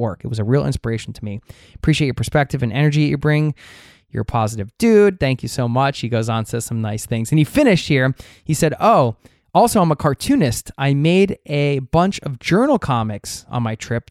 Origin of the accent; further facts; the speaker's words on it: United States; I love my home country and I love my people in America